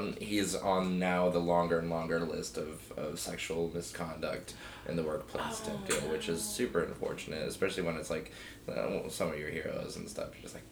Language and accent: English; Ventura, California, United States; now in Bay Area, United States; I was in Ventura. I'm from Ventura originally. I grew up around there.